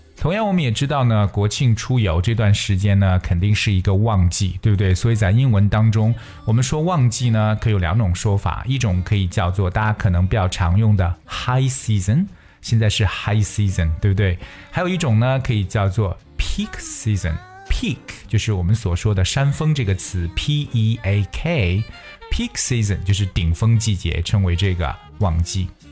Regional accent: China; 我们中国人呢

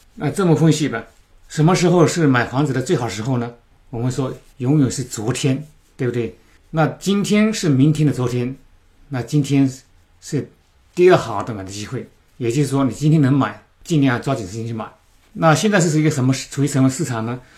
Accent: China; moved away as an adult; now in New Zealand; 我们中国人都比较喜欢买新的东西、新的房产

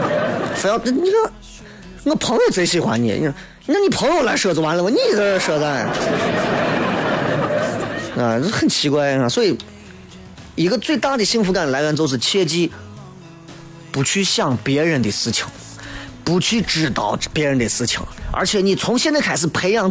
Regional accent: Xi'an, Shaanxi, China; 不就觉得咱西安还是个宝地，秦岭这个天然屏障为西安挡掉不知道多少的狂风侵袭，这是我们西安人的福，我们要珍惜

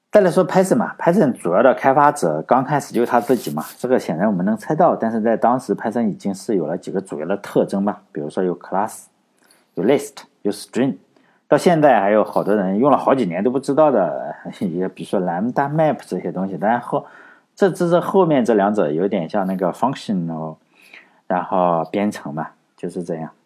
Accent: China; 我们中国人的思维

